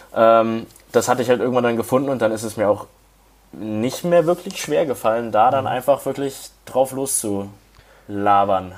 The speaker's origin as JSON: {"language": "German", "region": "Hamburg", "country": "Germany", "also_born_or_lived": "Bayreuth", "moved": "as an adult", "said": "Ich komme ursprünglich aus Hamburg"}